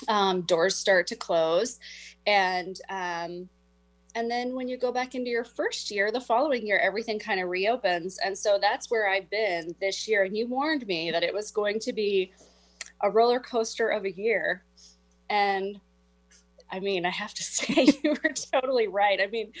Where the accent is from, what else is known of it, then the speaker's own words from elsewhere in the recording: Whidbey Island, Washington, United States; I'm from Whidbey Island and it's beautiful there, but sometimes you just need to like get out of town.